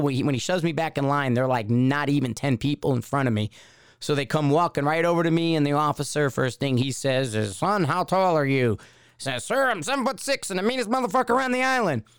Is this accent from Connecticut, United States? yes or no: yes; Connecticut, United States; growing up in Connecticut